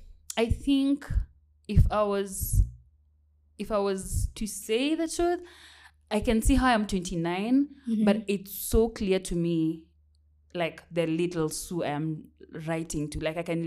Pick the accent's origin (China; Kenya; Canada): Kenya; Mwingi, Kitui County; moved away; So my Shags is in Kitui. Mm-hmm. Specifically, I come from Mwingi, in Kitui County. So then it's also not so far from Nairobi, I would say. That's where Shags is.